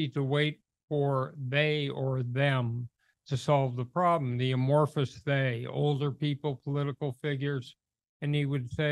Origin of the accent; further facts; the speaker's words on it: Los Angeles, California, United States; also born or lived in Hollywood; I was born in Hollywood, grew up in Los Angeles